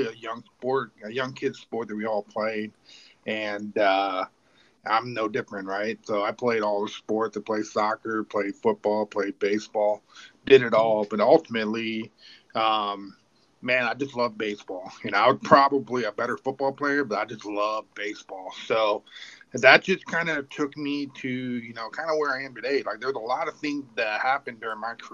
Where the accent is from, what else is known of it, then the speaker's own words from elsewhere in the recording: Clearwater, Florida, United States; I grew up in Clearwater, Florida